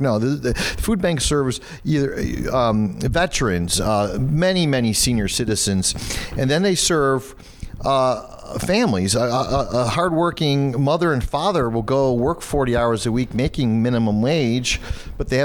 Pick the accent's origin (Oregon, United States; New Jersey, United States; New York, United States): New York, United States; Genesee County, south of Batavia; I grew up in Genesee County, 15 minutes south of Batavia